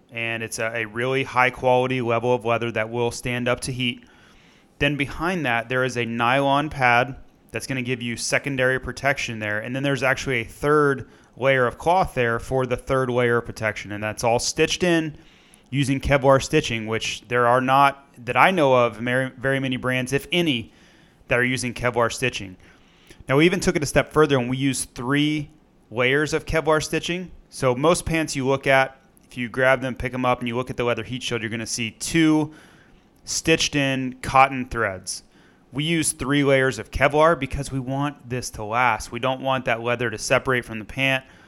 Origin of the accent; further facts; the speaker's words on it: Florida, United States; growing up in Florida